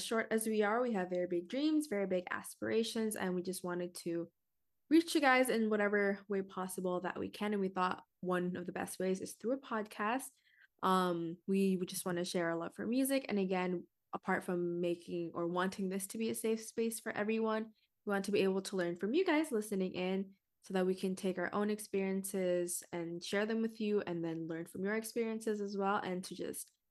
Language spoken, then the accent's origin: English; Washington, United States; But that is because I am personally from Washington State. This is where I reside, this is where I live.